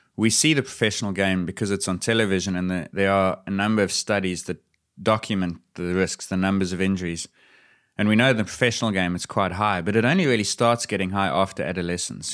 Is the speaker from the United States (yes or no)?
no; South Africa; As a South African